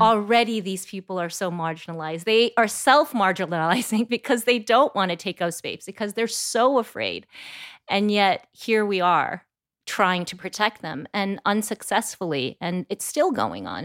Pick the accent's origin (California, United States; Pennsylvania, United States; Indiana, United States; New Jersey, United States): California, United States; Bay Area; I grew up in the Bay Area